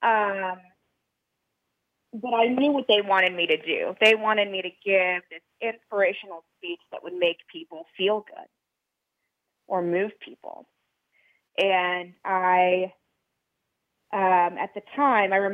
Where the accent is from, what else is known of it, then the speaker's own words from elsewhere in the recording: Louisiana, United States; where I was growing up in Louisiana